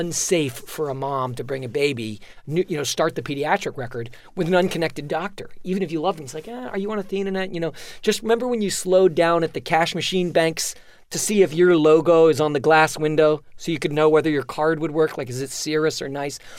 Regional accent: New York City, New York, United States; I'm a child of Manhattan

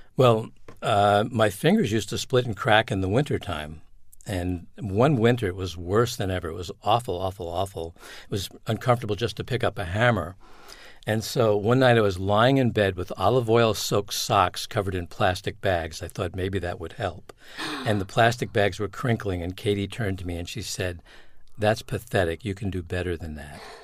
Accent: Long Island, New York, United States; moved away; also born or lived in New Hampshire; I grew up in Long Island, New York

